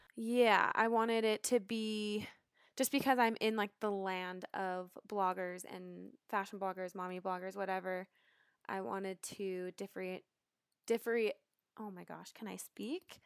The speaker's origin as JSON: {"language": "English", "town": "Salt Lake City", "region": "Utah", "country": "United States", "tie": "born or raised there", "also_born_or_lived": "Los Angeles", "said": "I was born and raised in Salt Lake City, Utah."}